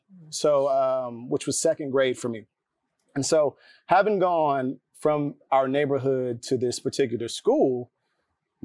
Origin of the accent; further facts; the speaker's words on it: North Carolina, United States; moved away as an adult; now in Atlanta, United States; I'm from North Carolina, and in elementary school, my neighborhood was predominantly Black.